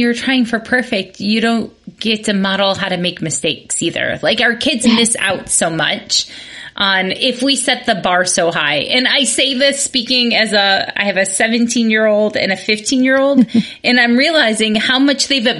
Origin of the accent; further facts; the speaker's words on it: Midwest, United States; growing up in the Midwest, you were judged on your Jell-O salad.